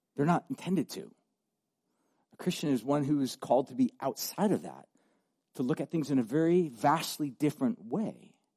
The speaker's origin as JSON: {"language": "English", "country": "United States"}